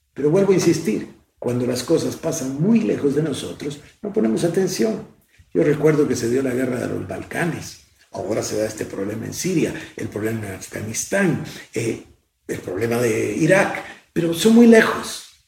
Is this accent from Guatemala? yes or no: yes; Guatemala; Soy el único guatemalteco en la historia que ha presidido el Consejo de Seguridad de Naciones Unidas